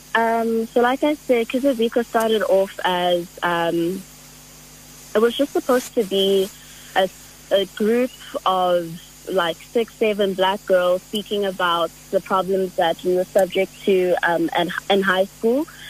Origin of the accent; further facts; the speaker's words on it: Johannesburg, Gauteng, South Africa; I was born and raised in Joburg.